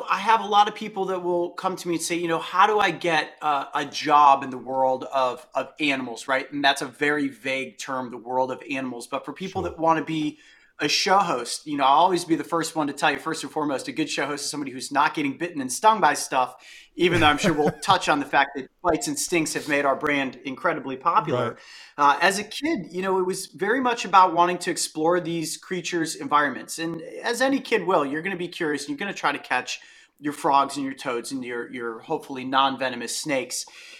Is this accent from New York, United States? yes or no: no; Ohio, United States; Where I grew up in Northeastern Ohio, I had an entire adventurous childhood